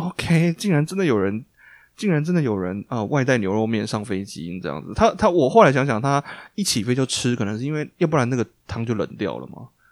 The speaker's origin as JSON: {"language": "Chinese", "country": "Taiwan", "moved": "yes", "lives_now": "United States", "said": "我们回台湾的时候"}